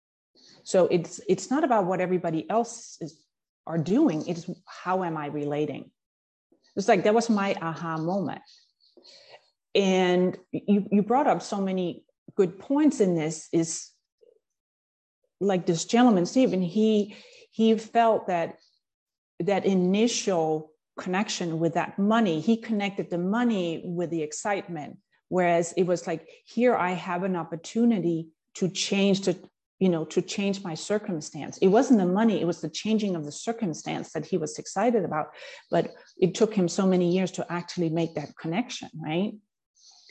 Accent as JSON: {"language": "English", "country": "Denmark", "tie": "born or raised there", "moved": "as an adult", "lives_now": "United States", "said": "I grew up in Denmark and started out a typical corporate career in finance. And then when I moved to the US in my late 20s"}